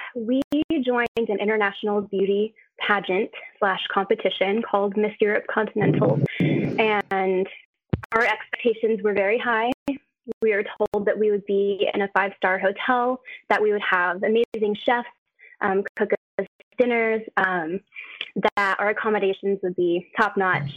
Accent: United States; I'm American

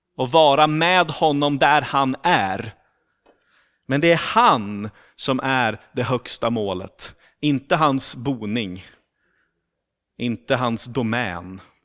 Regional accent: Sweden; accent: rikssvenska; moved away as an adult; now in Turku, Finland; jag kommer från Sverige

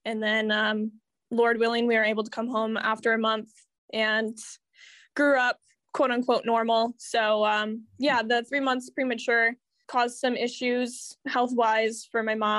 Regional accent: Muskegon, Michigan, United States; I grew up in Muskegon

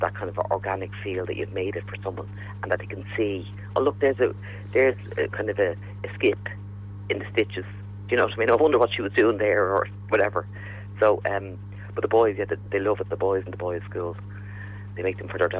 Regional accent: Ireland; us as Irish people

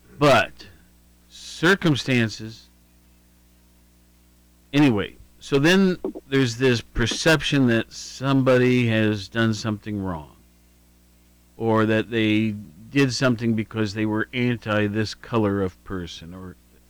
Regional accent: Worthington, Ohio, United States; It was Worthington was my hometown.

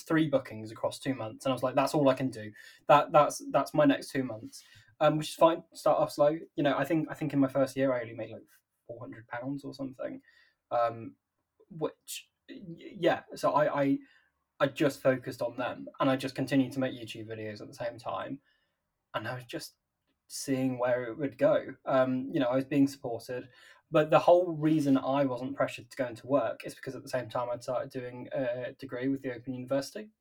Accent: Nottingham, East Midlands, United Kingdom; I'm from Nottingham

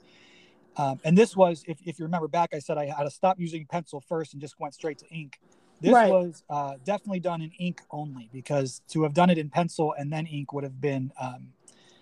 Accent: Cincinnati, Ohio, United States; now in Chicago, United States; I grew up in Cincinnati, so it was kind of like in a trip, you know, attributing back to where I came from. I live in Chicago now

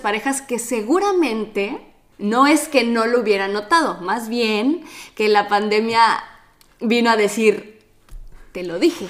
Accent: Mexico; now in Italy; vivimos en Italia, él es de Italia, yo soy de México

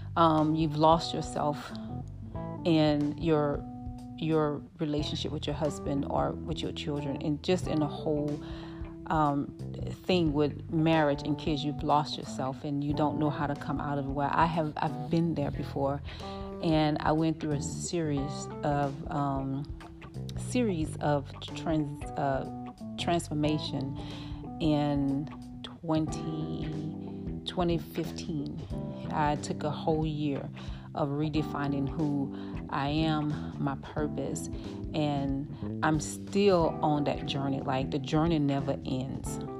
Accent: New Orleans, Louisiana, United States; moved away as an adult; now in Dallas, United States; I'm from New Orleans, Louisiana, born and raised my husband and I moved out here

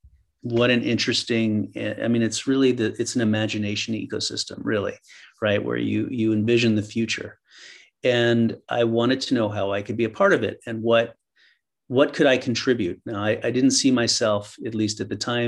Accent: New York, United States; moved away as an adult; also born or lived in East Coast; now in San Francisco, United States; I was born in New York, raised on the East Coast, went to school on the East Coast

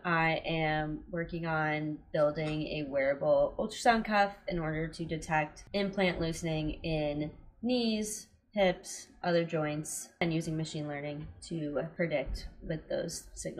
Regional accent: Chicago suburbs, Illinois, United States; Chicago suburbs.

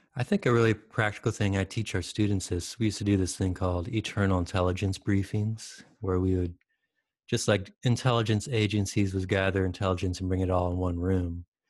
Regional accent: Michigan, United States; moved away as an adult; also born or lived in Detroit, Michigan / Salt Lake City, Utah; now in San Diego, United States; I grew up in Michigan.

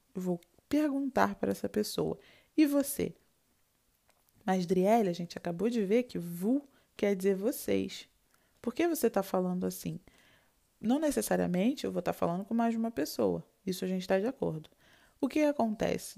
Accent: Rio de Janeiro, Brazil; now in France; Je suis brésilienne et je suis venue de Rio.

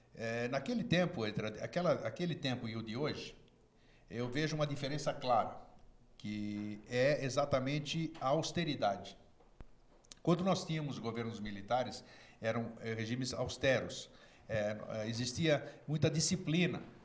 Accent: Brazil; also born or lived in Greece (ancestry)

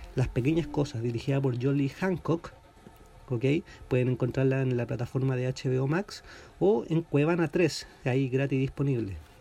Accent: Talca, Maule, Chile; now in Santiago, Chile; yo soy de Talca

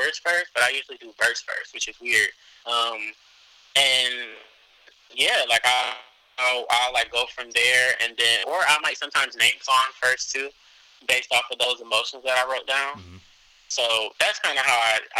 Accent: Cleveland, Ohio, United States; I'm from Cleveland, Ohio

